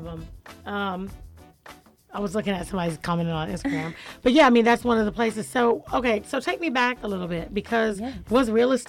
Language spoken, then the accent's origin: English; Jacksonville, Florida, United States; now in Atlanta, United States; I'm from Jacksonville.